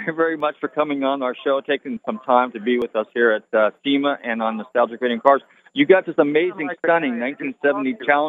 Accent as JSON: {"language": "English", "region": "Florida", "country": "United States", "said": "Yeah, we're from Florida."}